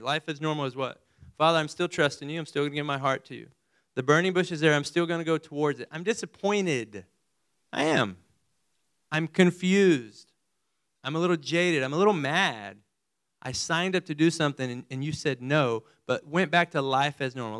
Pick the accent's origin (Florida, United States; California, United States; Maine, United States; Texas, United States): Texas, United States; Amarillo; also born or lived in Midland/Odessa, Texas; I was born in further west Texas, over by Midland and Odessa, and then moved to Amarillo